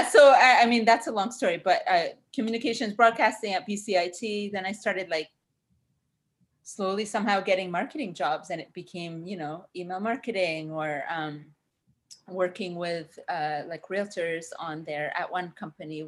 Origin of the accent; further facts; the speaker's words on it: Ottawa, Ontario, Canada; also born or lived in Cairo, Egypt; now in Vancouver, Canada; I grew up in Ottawa. We moved to Ottawa from Cairo, so desert to the Arctic. That was fun when I was very young.